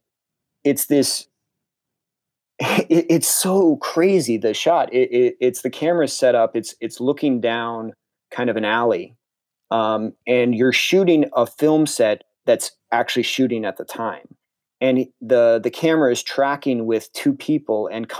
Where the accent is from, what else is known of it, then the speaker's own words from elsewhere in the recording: New Canaan, Connecticut, United States; also born or lived in Norwalk, Connecticut; I grew up in New Canaan, Connecticut, which is Fairfield